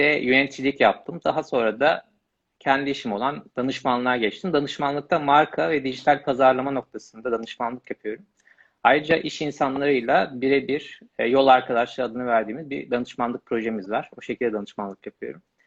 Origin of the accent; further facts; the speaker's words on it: Malatya, Turkey; moved away as an adult; also born or lived in Istanbul; Malatya doğumluyum. Lise öğrenimini tamamlayana kadar Malatya